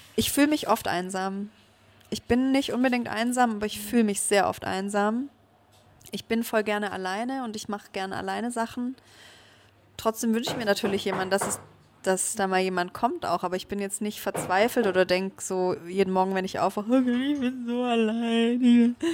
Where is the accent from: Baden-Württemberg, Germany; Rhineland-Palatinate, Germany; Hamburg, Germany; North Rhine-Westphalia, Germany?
Baden-Württemberg, Germany; Stuttgart; deswegen hat es mich auch noch nie aus Stuttgart so wirklich weiter weggezogen, weil ich das, ja, es ist meine Heimat